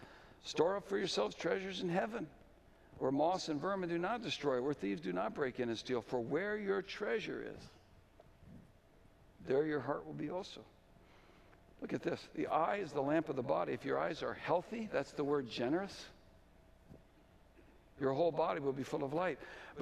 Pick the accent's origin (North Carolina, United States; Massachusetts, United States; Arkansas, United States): Massachusetts, United States; Belmont; I had learned things in Europe and in Mexico and in my hometown of Belmont, Massachusetts.